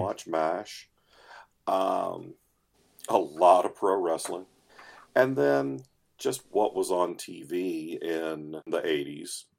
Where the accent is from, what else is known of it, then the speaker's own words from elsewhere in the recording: United States; I am an American